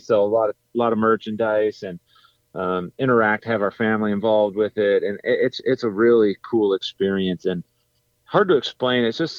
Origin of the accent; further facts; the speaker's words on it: Crandon, Wisconsin, United States; I was born and raised in Crandon, Wisconsin.